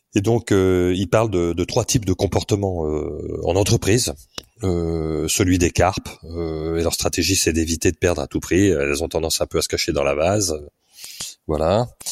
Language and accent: French; Paris, Île-de-France, France; moved away as an adult; also born or lived in United Kingdom; Je suis parisien au départ